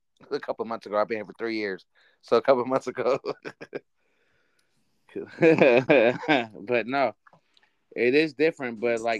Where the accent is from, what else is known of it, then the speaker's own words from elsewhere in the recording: Oakland, California, United States; I'm from East Oakland. I'm from Funktown 1100.